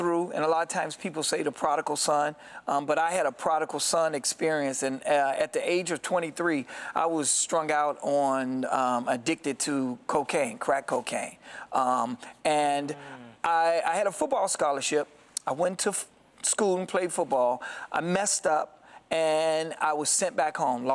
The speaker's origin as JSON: {"language": "English", "town": "Gary", "region": "Indiana", "country": "United States", "tie": "born or raised there", "also_born_or_lived": "Chicago, Illinois", "said": "I grew up in Gary and Chicago just loving music"}